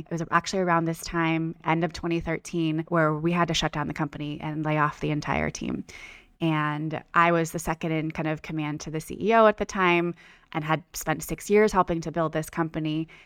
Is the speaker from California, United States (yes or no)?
yes; Bay Area, California, United States; moved away as an adult; now in Los Angeles, United States; I am a California girl, born and raised. I'm from the Bay Area originally, but I moved